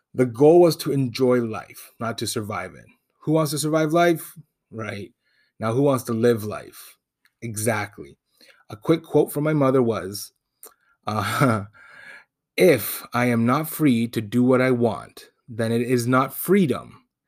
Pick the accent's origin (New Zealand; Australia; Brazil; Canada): Canada; Toronto, Ontario; first language Spanish; I was born in Toronto, but raised in Spanish-speaking home